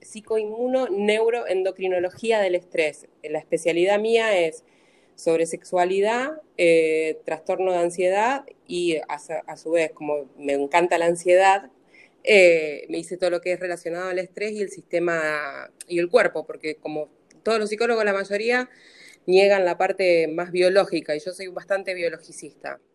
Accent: Rosario, Santa Fe, Argentina; soy de Santa Fe de Rosario

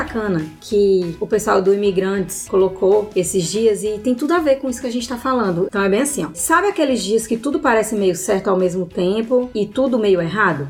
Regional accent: Brazil; moved away as an adult; now in Australia; eu sou brasileira

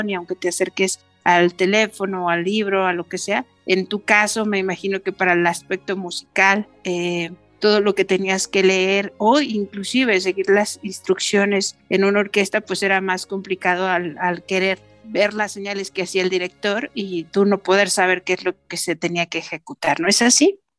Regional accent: Mexico City, Mexico; born there; also born or lived in Moscow / Kyiv; bueno, pues nací en la Ciudad de México, estudié música en el Conservatorio Nacional de Música, después tuve la gran oportunidad de irme a la ex Unión Soviética, allá estudié un tiempo en Moscú y y luego en Kiev

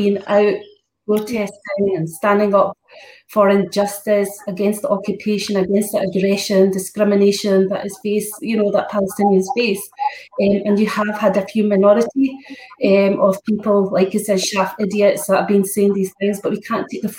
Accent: Scotland, United Kingdom; I'm Scottish too

